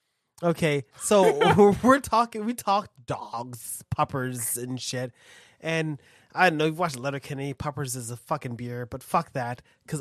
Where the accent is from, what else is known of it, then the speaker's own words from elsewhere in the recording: Dallas, Texas, United States; When I'm from Dallas, I'm going to tell you something.